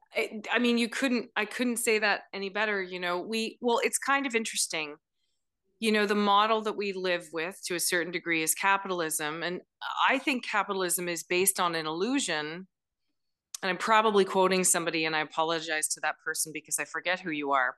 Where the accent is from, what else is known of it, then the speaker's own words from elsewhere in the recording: Elora, Ontario, Canada; I grew up in Alora, Ontario